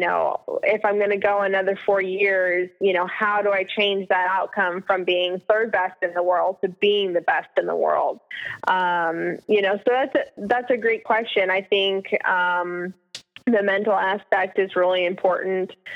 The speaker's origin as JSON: {"language": "English", "region": "Alaska", "country": "United States", "tie": "born or raised there", "moved": "yes", "said": "growing up in Alaska"}